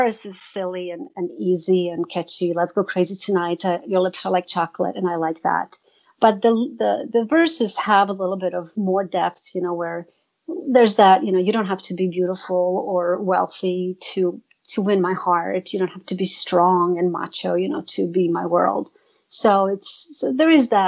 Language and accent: English; Zagreb, City of Zagreb, Croatia; moved away as an adult; now in United States; Zagreb, my hometown